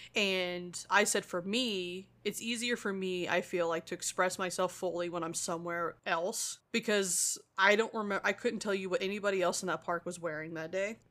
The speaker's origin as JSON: {"language": "English", "region": "Missouri", "country": "United States", "said": "we're from Missouri"}